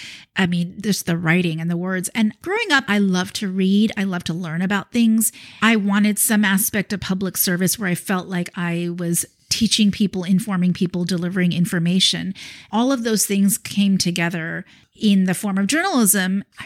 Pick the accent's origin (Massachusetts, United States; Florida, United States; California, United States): California, United States; Irvine; moved away as an adult; also born or lived in New York / North Jersey / Philadelphia; I grew up in Orange County.